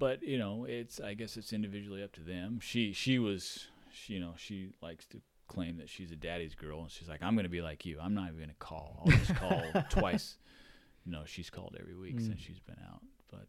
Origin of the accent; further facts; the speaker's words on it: Hawaii, United States; So I was a surf bum growing up in Hawaii. That's all I did. If I wasn't in school, I was out surfing. We lived right on the beach.